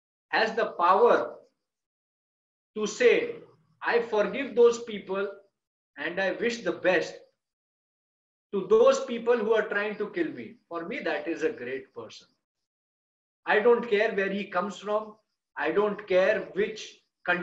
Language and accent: English; India; I am from an Indian culture